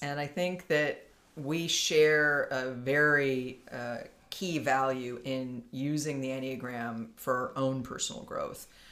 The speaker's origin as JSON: {"language": "English", "town": "Palo Alto", "region": "California", "country": "United States", "tie": "born or raised there", "also_born_or_lived": "San Francisco", "said": "was born in Palo Alto. I live in California. I've lived in California most of my life"}